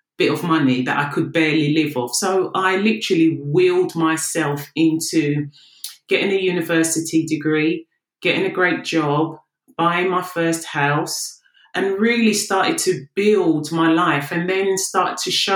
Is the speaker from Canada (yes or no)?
no; London, United Kingdom; I'm from the UK. South London's finest